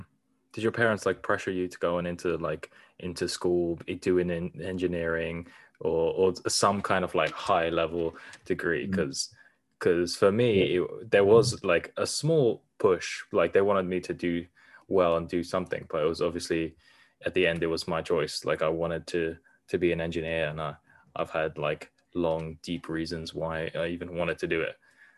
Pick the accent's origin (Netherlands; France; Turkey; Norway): Norway; born there; I was born in Norway and essentially the same thing. I never got a Norwegian passport even though I was born there.